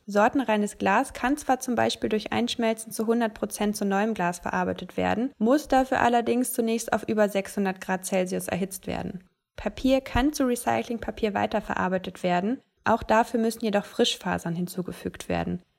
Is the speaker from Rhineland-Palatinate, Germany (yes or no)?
no; Ruhr area, North Rhine-Westphalia, Germany; in meiner Heimat im Ruhrgebiet